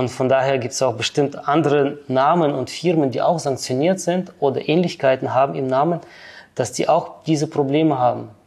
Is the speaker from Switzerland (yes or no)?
yes; Switzerland; Ich bin Schweizer Bürger.